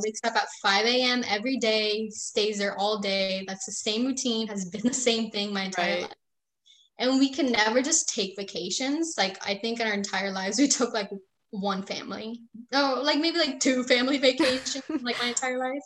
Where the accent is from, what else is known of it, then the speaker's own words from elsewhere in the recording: St. Johns County, Florida, United States; also born or lived in Puerto Rico; I was born in Puerto Rico, but I moved to Florida when I was 6 years old